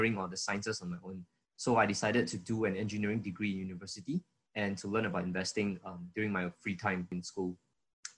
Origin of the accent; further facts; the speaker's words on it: Singapore; I was from Singapore